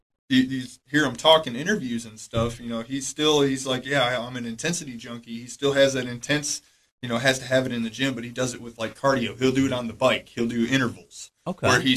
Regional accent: Michigan, United States; moved away as an adult; now in Cookeville, United States; I came here from Michigan

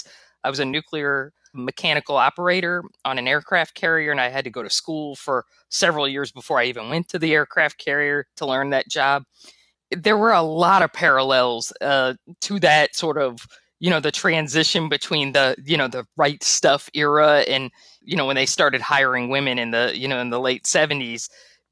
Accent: the South, United States; growing up in the South, in the, you know, the 1980s

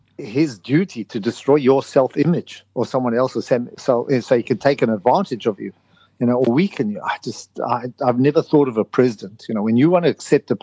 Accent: South Africa; now in United Kingdom; I come from South Africa.

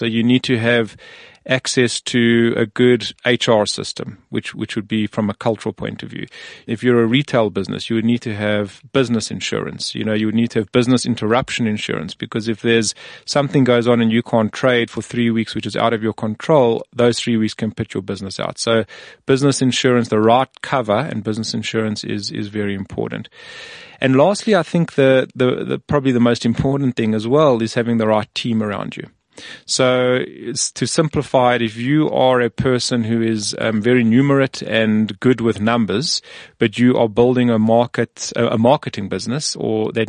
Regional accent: South Africa; we're from South Africa or Africa

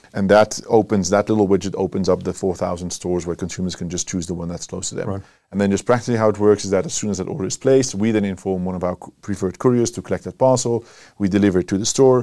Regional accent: Netherlands; moved away as an adult; also born or lived in Cape Town, South Africa; now in South Africa; We're from the Netherlands.

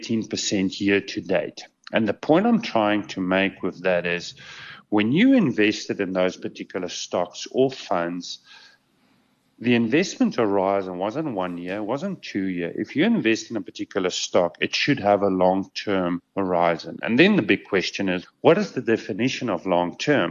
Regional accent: South Africa; As a South African

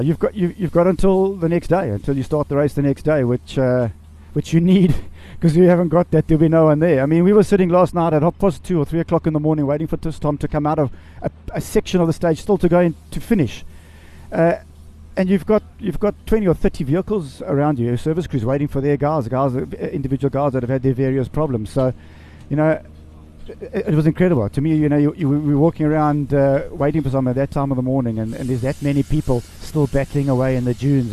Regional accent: South Africa; Just to be here as a South African

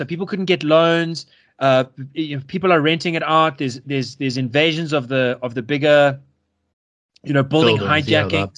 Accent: Yeoville, Gauteng, South Africa; I come from Yeovil, this inner city suburb which is really not a good suburb.

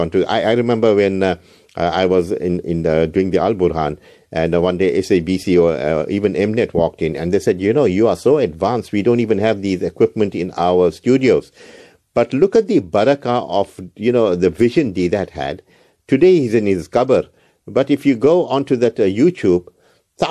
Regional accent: Isipingo, KwaZulu-Natal, South Africa; my hometown, Sepingo Beach

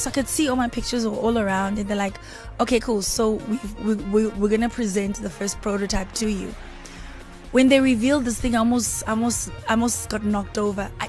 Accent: South Africa; from South Africa. I'm made in South Africa.

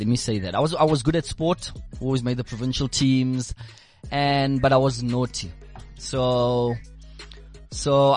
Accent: Boksburg, Gauteng, South Africa; also born or lived in Brakpan; for most of my life, I've stayed in the Boksburg area. That's basically where I'm from.

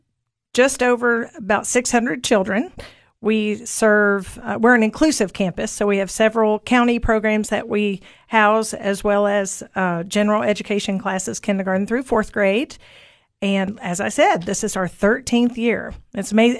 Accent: Cookeville, Tennessee, United States; I grew up in Cookeville.

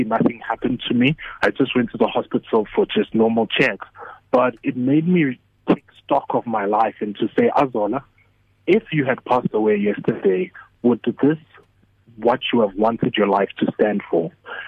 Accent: Matatiele, South Africa; I'm actually from a town, Ematatiela, which is between KZN and Eastern Cape. Okay. But I am from the Nguni tribe

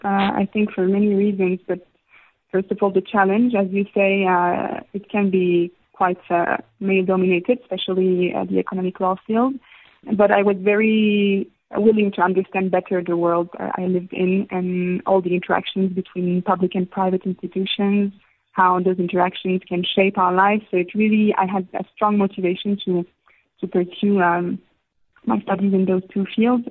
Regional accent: Istanbul, Turkey; moved away as an adult; now in South Africa; I had a fantastic time growing up in Istanbul.

